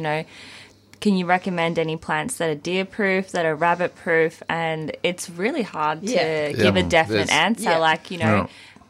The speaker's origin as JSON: {"language": "English", "area": "Mount Dandenong Ranges", "region": "Victoria", "country": "Australia", "tie": "born or raised there", "said": "I grew up in the Mount Dandenong Ranges"}